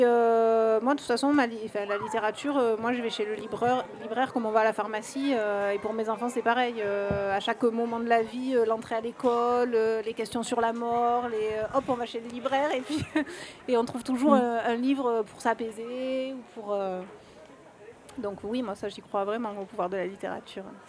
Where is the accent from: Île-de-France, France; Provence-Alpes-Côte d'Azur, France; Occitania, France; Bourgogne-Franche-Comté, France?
Provence-Alpes-Côte d'Azur, France; Marseille; je suis de Marseille